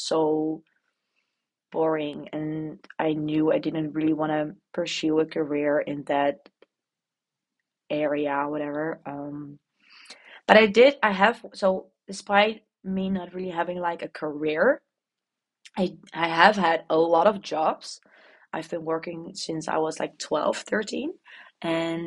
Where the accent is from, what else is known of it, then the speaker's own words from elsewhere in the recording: Netherlands; accent: Dutch posh; English is a second language; the Dutch poshy accent